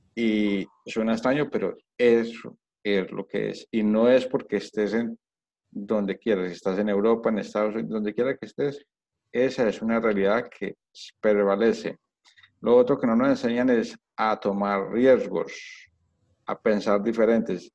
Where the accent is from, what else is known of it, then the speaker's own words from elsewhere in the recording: Colombia; moved away; also born or lived in United States / Spain; yo, soy colombiano, entonces en Colombia las cosas así, la educación en Colombia es así